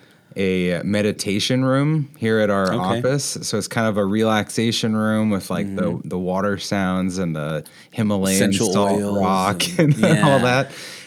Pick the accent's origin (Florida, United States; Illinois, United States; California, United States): Illinois, United States; Chicago; also born or lived in Massachusetts / North Carolina; I grew up between Massachusetts Illinois and North Carolina. So I was born in Massachusetts, okay. Western Massachusetts, moved to Chicago area when I was 2 years old and spent like the first few years of my childhood there.